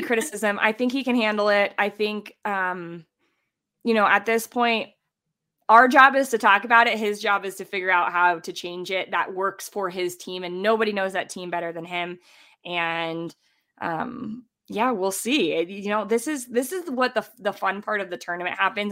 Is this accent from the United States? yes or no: yes; United States; also born or lived in Columbus, Ohio; now in Colorado, United States